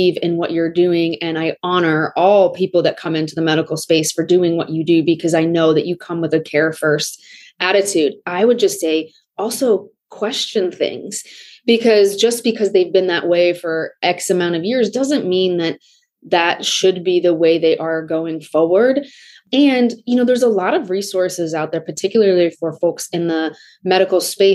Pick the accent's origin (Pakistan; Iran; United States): United States; Des Moines, Iowa; I grew up in Des Moines, Iowa.